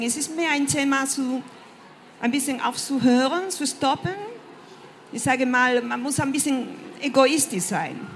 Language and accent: German; Spain; German is a second language; moved away as an adult; also born or lived in France; ich bin äh, Spanierin und seit meinen Studien in Frankreich lebe ich und arbeite im Ausland.